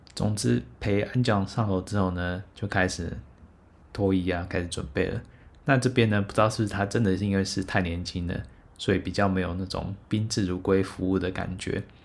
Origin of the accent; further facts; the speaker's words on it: Taiwan; 我是台湾人